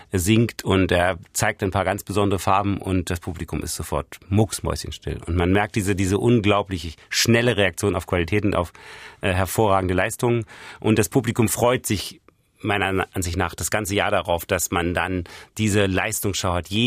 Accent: Berlin, Germany; Ich bin in Ost-Berlin aufgewachsen und da war es sehr, sehr ruhig

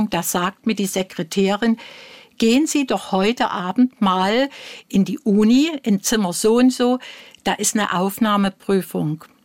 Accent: East Germany, Germany; Nee, also äh, nun muss ich sagen, ich bin ein Kind der DDR also

